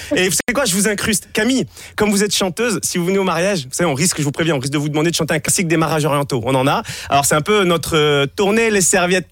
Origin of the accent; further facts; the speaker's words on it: Monaco; je suis de Monaco